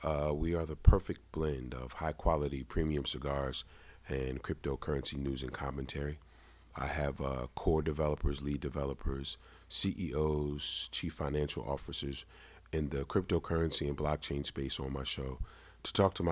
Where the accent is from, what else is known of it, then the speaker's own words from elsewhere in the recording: New York, United States; now in Delaware, United States; Well, I live here in Delaware. I'm originally from New York.